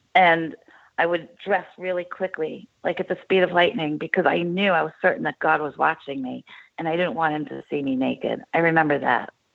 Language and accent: English; Oceanside, New York, United States; I'm from New York. I'm from Long, Long Island. I'm from Oceanside. I'm from 222 Skillman Avenue